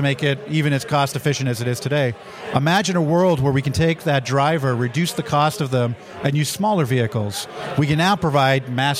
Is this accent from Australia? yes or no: no; Canada; I'm Canadian